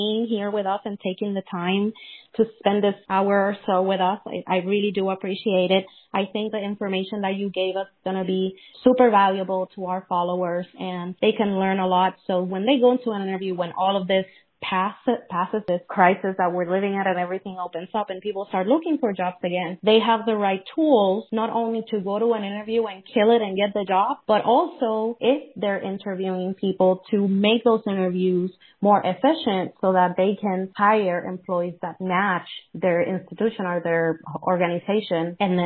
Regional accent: Puerto Rico; first language Spanish; English is a second language; now in United States; I'm Puerto Rican. And my first language is still Spanish.

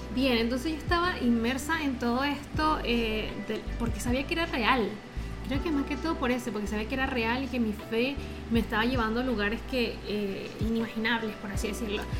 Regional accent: Venezuela; moved away as an adult; also born or lived in Chile; nosotros somos venezolanos y migramos a Chile

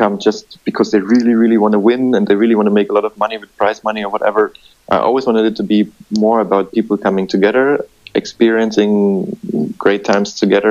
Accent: Dresden, Saxony, Germany; my own hometown, to Dresden in the east of Germany

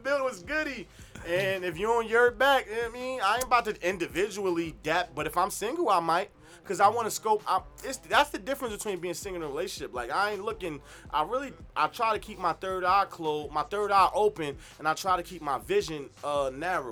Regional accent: New Jersey, United States; I'm from Jersey

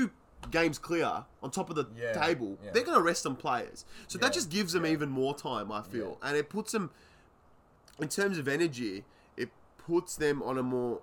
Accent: Australia; I'm Aussie

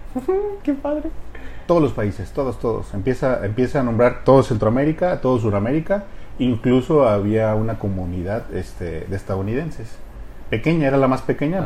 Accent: Uruapan, Michoacán, Mexico; moved away as an adult; also born or lived in Havana, Cuba; mi, formación básica pues la hice en Uruapan.

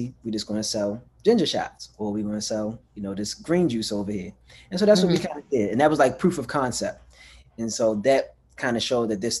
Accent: Baltimore, Maryland, United States; also born or lived in Pennsylvania; I'm born and raised in Baltimore

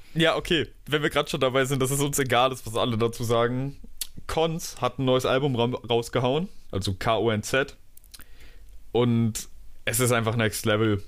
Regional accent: Germany; moved away as an adult; now in Dresden, Germany; Bei uns in Deutschland

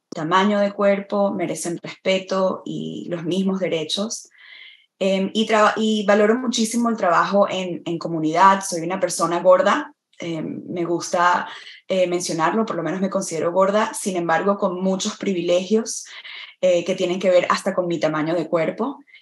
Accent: Venezuela; moved away as an adult; also born or lived in Florida, United States / Vermont, United States; now in United States; en mi país, en Venezuela, que es donde nací y crecí

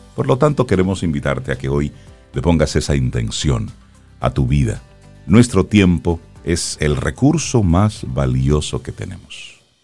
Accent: Dominican Republic; nos llamamos dominicanos

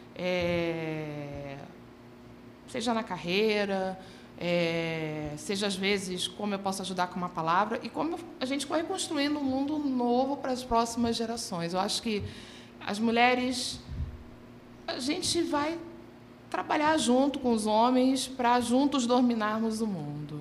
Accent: Rio de Janeiro, Brazil; eu sou carioca, vivi grande parte da minha vida no subúrbio

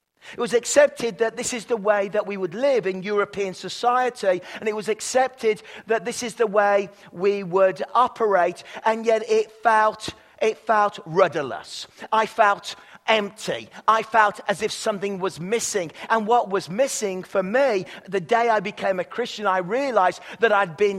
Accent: England, United Kingdom; now in Canada; I'm from England

